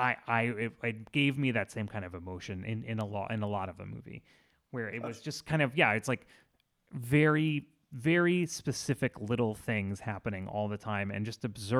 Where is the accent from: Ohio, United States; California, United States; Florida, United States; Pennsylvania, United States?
Florida, United States; I grew up in Florida